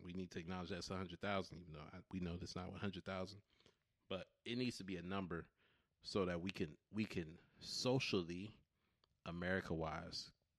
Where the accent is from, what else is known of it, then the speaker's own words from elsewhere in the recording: West Coast, United States; Maybe that's just because I grew up on the West Coast and people felt a little bit more free to speak on these things.